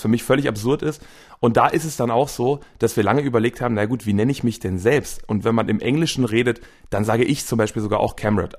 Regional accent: Wuppertal, North Rhine-Westphalia, Germany; also born or lived in Velbert; ich bin in Wuppertal geboren, wohne jetzt quasi ein, äh, ein bisschen nebenan in einer kleineren Stadt Fellbad

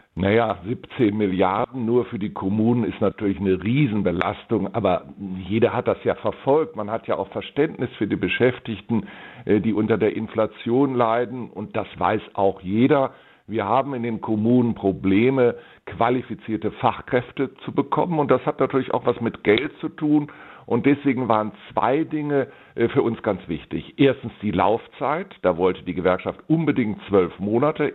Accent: Bonn, North Rhine-Westphalia, Germany; die Stadt Bonn, wo ich ja meine Heimat habe

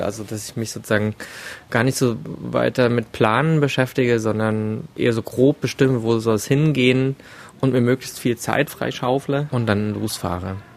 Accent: Germany; hier bei uns in Deutschland

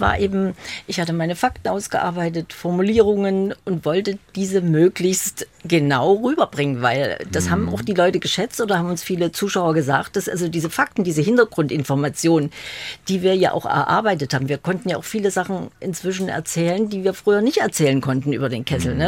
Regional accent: Leipzig, Saxony, Germany; Ich bin Leipzigerin gewesen. Ich bin nie nach Berlin gekommen damals

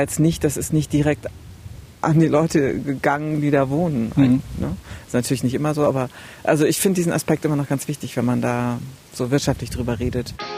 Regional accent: Oebisfelde, Saxony-Anhalt, Germany; 300 Kilometer von meiner alten Heimat, von Öbishelde mhm. entfernt

